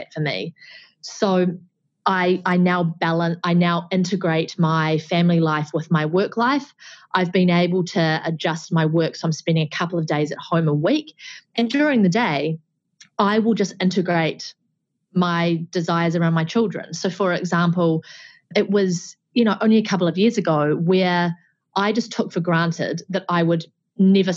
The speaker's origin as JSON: {"language": "English", "country": "New Zealand", "said": "being a Kiwi"}